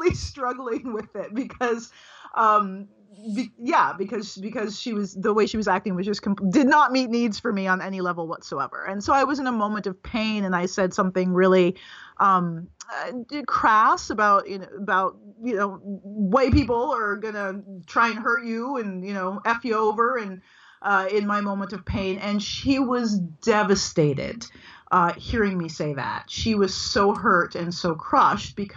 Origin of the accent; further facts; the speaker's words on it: United States; I am an American, and I'm from African American descent